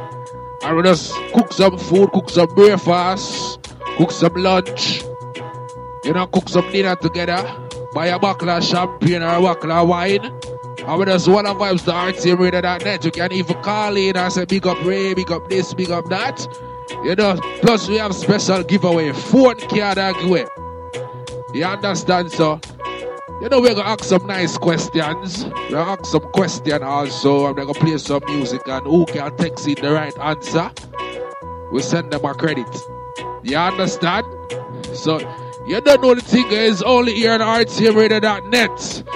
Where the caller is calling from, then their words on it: London, United Kingdom; Big up to all my listeners, I'm cracking from London right about it.